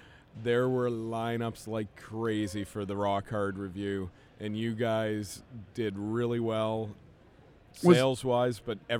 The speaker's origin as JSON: {"language": "English", "town": "Edmonton", "region": "Alberta", "country": "Canada", "said": "Even though I'm from Edmonton"}